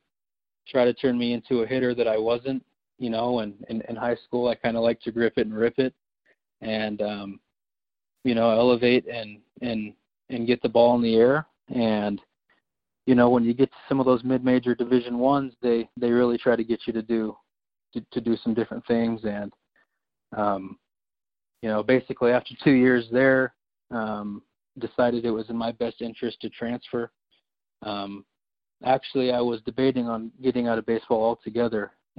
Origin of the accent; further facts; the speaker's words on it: Salt Lake City, Utah, United States; I was born in Utah, grew up in Salt Lake City, attended high school at Alta High School